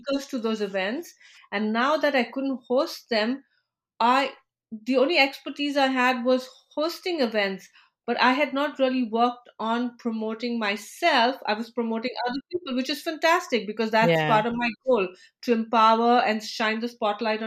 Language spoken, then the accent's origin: English; India; moved away as an adult; now in United States; I'm originally from India. And as a professional, when I moved to the US